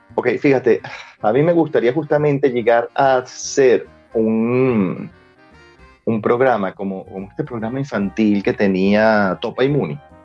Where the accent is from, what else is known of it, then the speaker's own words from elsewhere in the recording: Venezuela; La venezolanidad está en, en nuestra forma de hablar, en nuestra velocidad al hablar